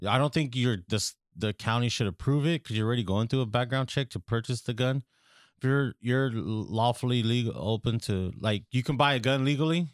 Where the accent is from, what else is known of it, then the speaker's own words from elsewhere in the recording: California, United States; We're from California